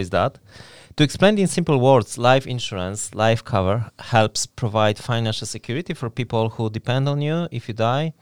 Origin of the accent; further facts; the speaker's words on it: Poland; moved away as an adult; now in Newry, United Kingdom; I am originally from Poland, and I have been living in Newry for over twelve years